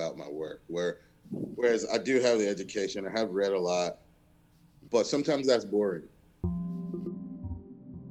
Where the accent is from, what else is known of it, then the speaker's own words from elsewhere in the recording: the South, United States; I was from the South